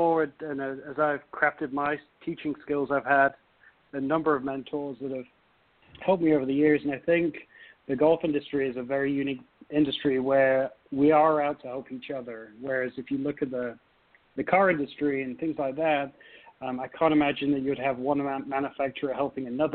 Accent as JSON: {"language": "English", "town": "Nottingham", "region": "East Midlands", "country": "United Kingdom", "tie": "born or raised there", "moved": "as an adult", "lives_now": "United States", "said": "growing up in England"}